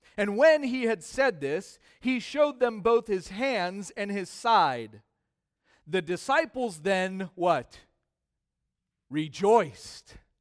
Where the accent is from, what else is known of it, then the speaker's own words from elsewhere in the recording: United States; as American Christians